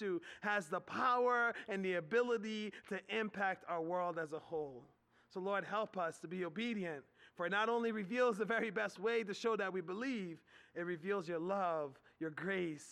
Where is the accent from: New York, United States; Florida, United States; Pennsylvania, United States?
Pennsylvania, United States; Philadelphia; now in Harrisburg, United States; I grew up in Philadelphia